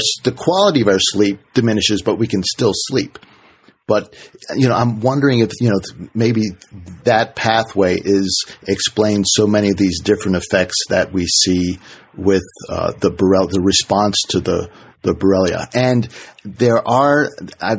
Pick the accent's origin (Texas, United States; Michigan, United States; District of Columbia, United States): District of Columbia, United States; Washington; I grew up in Washington, D.C.